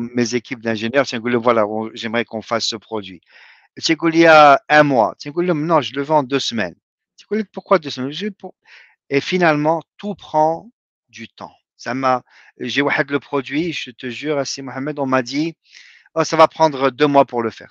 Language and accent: French; Morocco; moved away as an adult; also born or lived in Rabat; now in United States; j'ai quitté le Maroc en 92